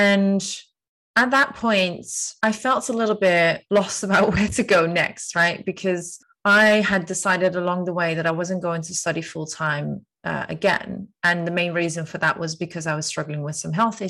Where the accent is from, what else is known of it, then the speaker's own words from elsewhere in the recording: Netherlands; moved away as an adult; now in London, United Kingdom; 32 years old, Dutch citizen. I am a Londoner since 2015, so I've been living in London actually for the last 6.5 years now.